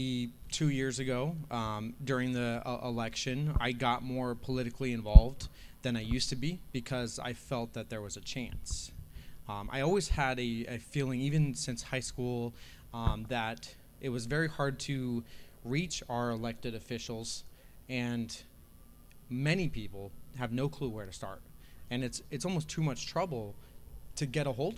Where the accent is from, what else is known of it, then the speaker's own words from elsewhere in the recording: Las Vegas, Nevada, United States; also born or lived in Vermont; I grew up here in Las Vegas. My family moved here when I was 6 years old